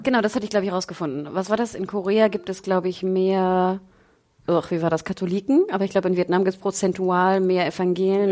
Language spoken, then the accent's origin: German; Northern Germany, Germany; bei uns im Norden